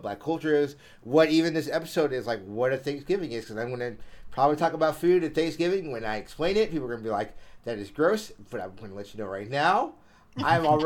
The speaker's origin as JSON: {"language": "English", "region": "Florida", "country": "United States", "said": "we're both from the South, right? Like, you're from Georgia, I'm from Florida."}